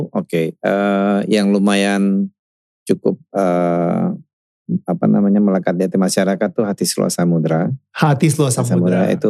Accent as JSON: {"language": "Indonesian", "town": "Minas", "region": "Riau", "country": "Indonesia", "tie": "born or raised there", "said": "kecil udah besar di Caltex. Caltex itu 70% itu tuh expatriate"}